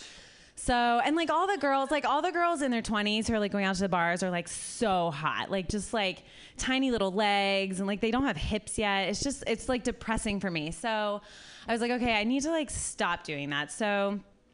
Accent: Columbus, Ohio, United States; I'm from Columbus

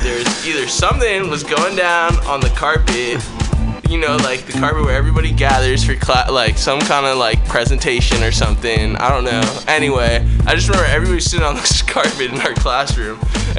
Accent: San Francisco, California, United States; also born or lived in North Hollywood, Los Angeles; San Francisco raised me, though. Like, third day I was alive, bro.

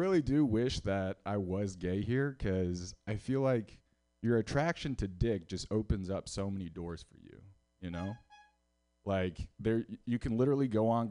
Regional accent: Houston, Texas, United States; moved away as an adult; now in San Francisco, United States; I'm from Houston, Texas

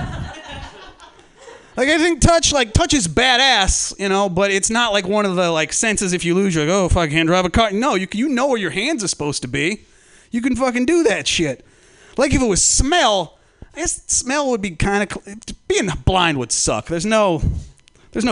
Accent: Humboldt County, California, United States; I'm from Humboldt County

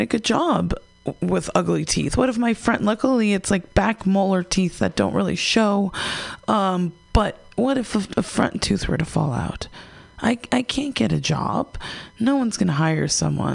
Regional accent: United States; growing up in America, we're raised with a bunch of sugar and empty carbs and McDonald's and soda.

